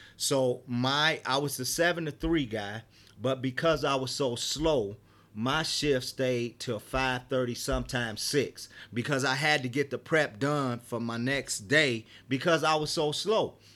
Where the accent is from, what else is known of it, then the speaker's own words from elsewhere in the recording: Detroit, Michigan, United States; moved away as an adult; now in Colorado, United States; I was born and raised in Detroit